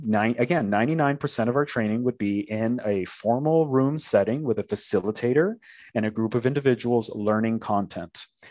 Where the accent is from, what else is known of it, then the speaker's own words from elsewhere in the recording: Toronto, Ontario, Canada; moved away as an adult; now in Tulsa, United States; I'm Canadian, living currently in Tulsa, Oklahoma, but I'm originally Canadian from Toronto, Canada.